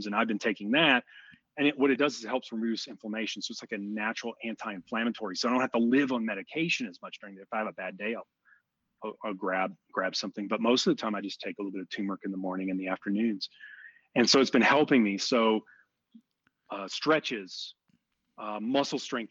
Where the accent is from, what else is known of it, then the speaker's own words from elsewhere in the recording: outside of Houston, Texas, United States; I grew up outside of Houston